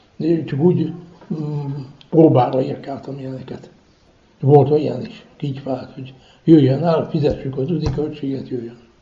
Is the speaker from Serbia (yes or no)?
yes; Feketić, Vojvodina, Serbia; also born or lived in Rakovó (birthplace); jöttünk hegyesre, és itt közben tudtunk magyarul